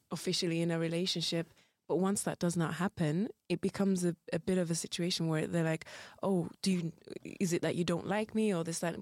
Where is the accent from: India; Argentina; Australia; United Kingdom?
United Kingdom; moved away as an adult; also born or lived in Rwanda; now in Belgium; was raised in the UK